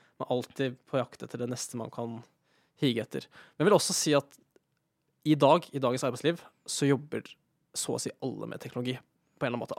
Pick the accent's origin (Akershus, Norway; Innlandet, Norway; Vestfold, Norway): Innlandet, Norway; near Elverum, Hedmark; moved away as an adult; also born or lived in Trondheim; kommer fra Sørskabygda, som er en bitte liten bygd utenfor eh, Elverum i Hedmark